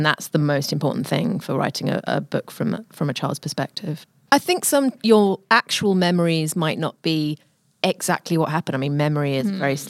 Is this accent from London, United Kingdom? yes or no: yes; London, United Kingdom; accent: British; moved away as an adult; also born or lived in Victoria, Australia; now in Australia; I grew up in London, a totally different kind of system and at a totally different time.